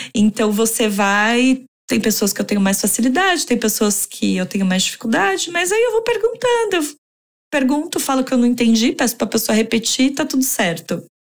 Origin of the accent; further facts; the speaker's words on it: São Paulo, Brazil; moved away as an adult; also born or lived in Santiago, Chile / Mexico City, Mexico; now in London, United Kingdom; Eu nasci em São Paulo, capital